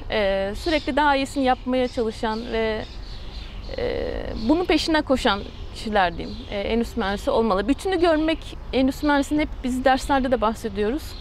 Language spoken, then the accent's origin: Turkish; Ankara, Turkey; also born or lived in Istanbul; 41 yaşındayım. İstanbul doğumluyum. E, Ortaokul, liseyi Ankara'da okudum.